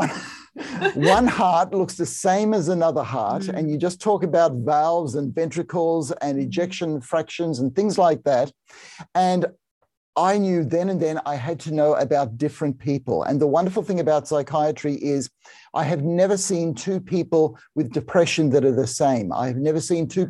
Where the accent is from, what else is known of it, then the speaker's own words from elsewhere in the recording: Australia; I'm a psychiatrist and I'm Australian